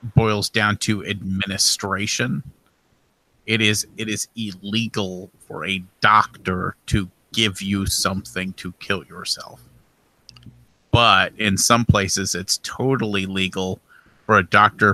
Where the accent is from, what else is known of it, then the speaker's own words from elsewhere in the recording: Midwest, United States; I'm from the Midwest. I say Duplass.